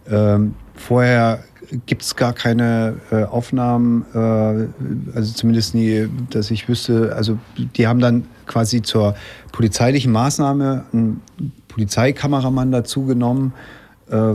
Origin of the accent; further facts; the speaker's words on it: Leipzig, Saxony, Germany; weil er aus, aus Meißen kommt, ich komme aus Leipzig